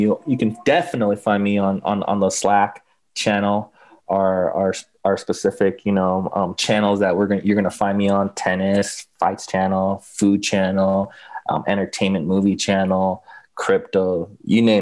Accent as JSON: {"language": "English", "town": "Los Angeles", "region": "California", "country": "United States", "tie": "born or raised there", "said": "I grew up in LA. I grew up actually in West LA near, mm-hmm. near Westwood, near UCLA"}